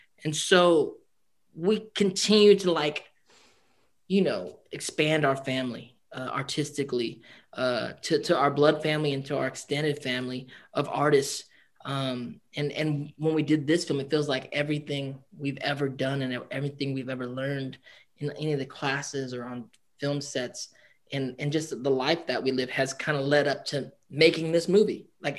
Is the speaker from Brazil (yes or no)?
no; Philippines; we're Filipino and family is really an anchor point for us as a community